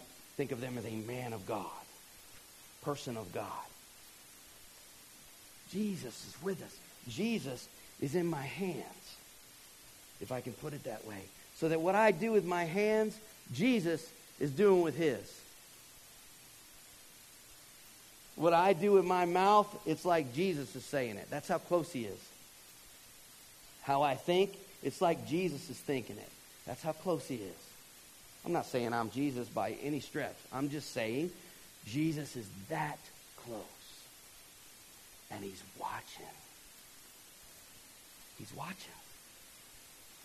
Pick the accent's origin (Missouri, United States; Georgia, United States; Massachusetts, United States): Georgia, United States; moved away; I'm from Georgia